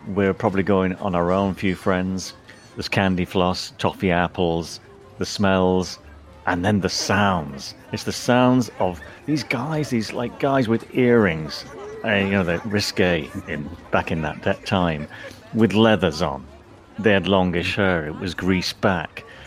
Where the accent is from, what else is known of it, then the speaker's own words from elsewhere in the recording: St Helens, North West England, United Kingdom; I grew up in St Helens. It's halfway between Liverpool and Manchester, in the northwest of England